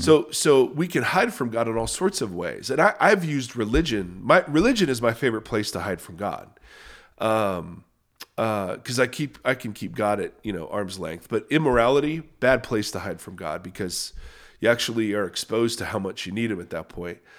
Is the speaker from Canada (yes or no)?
yes; Canada; I'm Canadian